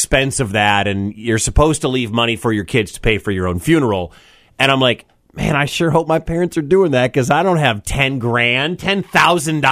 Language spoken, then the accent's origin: English; Detroit, Michigan, United States; also born or lived in Ann Arbor, Michigan; now in Iowa, United States; I'm from there. Like, I've been in and around the Detroit area a lot